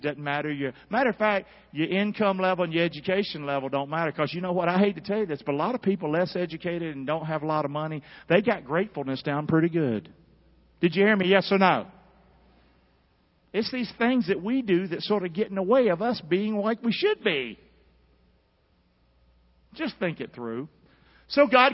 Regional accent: Carolina, United States; I grew up in Carolina

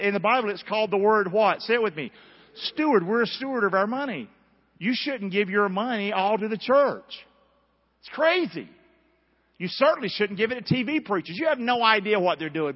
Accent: Rockingham, North Carolina, United States; That's where I grew up in Rockingham.

